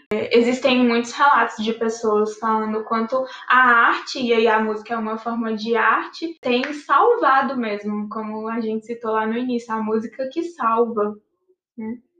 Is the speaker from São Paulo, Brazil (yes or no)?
no; Pará, Brazil; da minha terra, do Pará